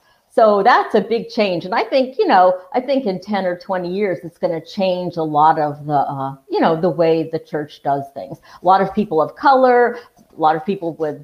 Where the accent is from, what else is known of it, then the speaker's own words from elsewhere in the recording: Connecticut, United States; I grew up in Connecticut